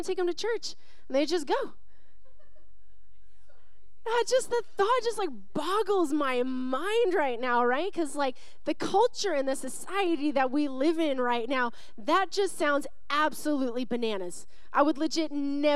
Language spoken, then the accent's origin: English; Western Washington, United States; now in Arizona, United States; I grew up in Western Washington